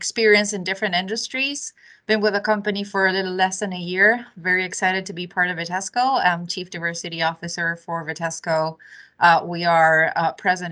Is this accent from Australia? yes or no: no; Uruguay; also born or lived in Argentina / Latin America; now in United States; I am originally from South America, born and raised in a small country called Uruguay, and then moved over to Argentina